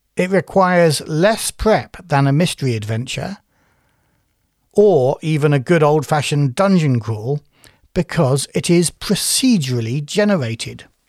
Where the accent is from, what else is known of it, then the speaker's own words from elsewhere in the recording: United Kingdom; I'm British.